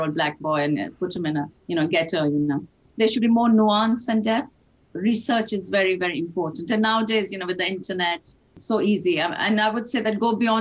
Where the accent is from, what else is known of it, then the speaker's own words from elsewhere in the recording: Italy; also born or lived in India / France; now in Manchester, United Kingdom; I was born in India, brought up in Italy, lived in France, of course now live in Manchester